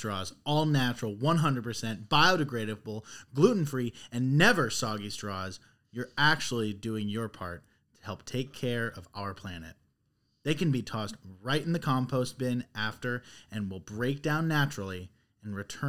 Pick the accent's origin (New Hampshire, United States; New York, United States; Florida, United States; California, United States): Florida, United States; I'm from Florida, and, like, I've always, I was born and raised and everything.